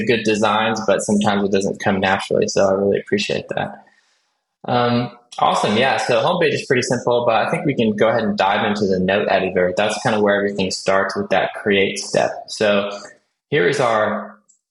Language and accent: English; California, United States; I am from California.